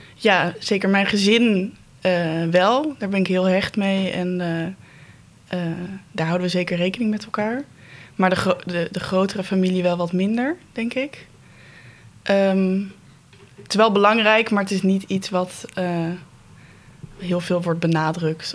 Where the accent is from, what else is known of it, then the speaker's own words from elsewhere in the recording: Netherlands; als Nederlander